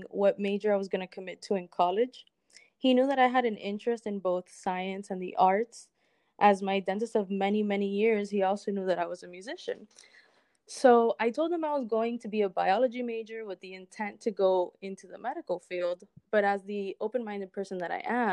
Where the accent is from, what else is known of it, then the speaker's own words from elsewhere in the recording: Miami, Florida, United States; also born or lived in Cuba; I was born in Cuba and raised in Miami